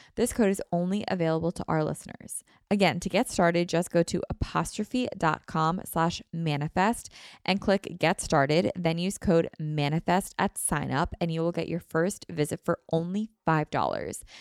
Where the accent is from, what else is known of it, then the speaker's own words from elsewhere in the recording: Philadelphia, Pennsylvania, United States; I haven't really left my hometown or where I grew up or, like, the area